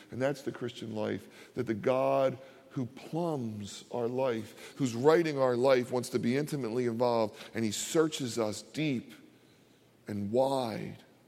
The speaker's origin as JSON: {"language": "English", "town": "Philadelphia", "region": "Pennsylvania", "country": "United States", "tie": "born or raised there", "also_born_or_lived": "Delaware County, Pennsylvania / New Jersey", "said": "I grew up in Philadelphia."}